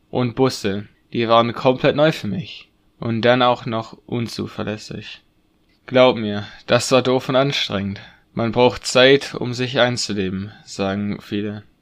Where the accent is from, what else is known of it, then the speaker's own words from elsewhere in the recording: Senegal; now in Germany; Aber ich war in Afrika aufgewachsen und hatte fast mein ganzes Leben dort verbracht.